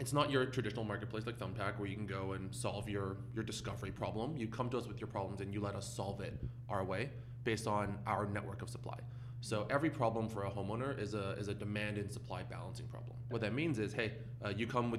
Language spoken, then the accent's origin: English; Canada; now in San Francisco, United States; As a Canadian living in San Francisco